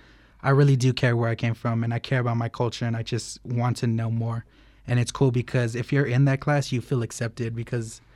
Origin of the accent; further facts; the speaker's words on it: Albuquerque, New Mexico, United States; I was born and raised here in Albuquerque, New Mexico.